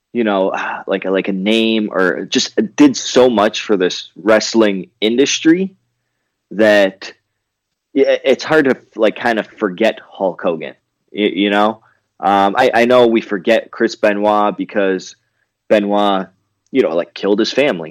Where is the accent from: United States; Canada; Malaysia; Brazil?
Canada; growing up in Canada